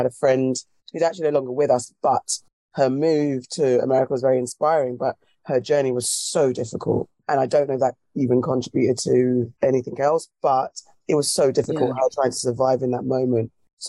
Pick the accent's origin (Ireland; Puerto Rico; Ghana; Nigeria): Ghana; now in United Kingdom; I could touch, feel and smell being Ghanaian in the UK.